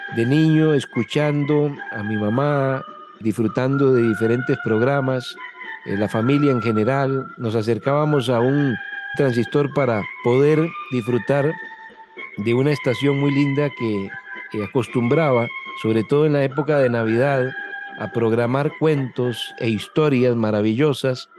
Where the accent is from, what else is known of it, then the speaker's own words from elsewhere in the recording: Desamparados, San José, Costa Rica; Soy de San José de Costa Rica, de un pueblo que se llama Desamparados, Desamparados es un cantón de la provincia de San José, que es nuestra capital, y aquí me crié y aquí desarrollé mi vida.